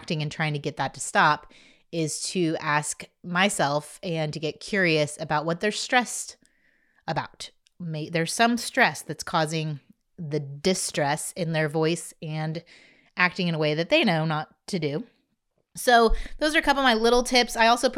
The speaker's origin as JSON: {"language": "English", "region": "Indiana", "country": "United States", "moved": "yes", "lives_now": "Texas, United States", "said": "I'm from Indiana"}